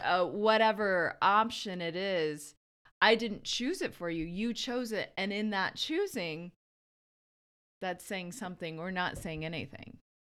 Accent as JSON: {"language": "English", "area": "Verde Valley", "region": "Arizona", "country": "United States", "said": "I'm from Arizona, the Verde Valley."}